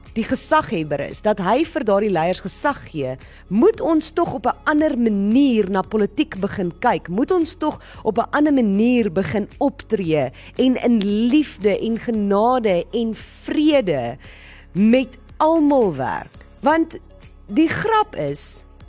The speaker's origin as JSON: {"language": "Afrikaans", "country": "South Africa"}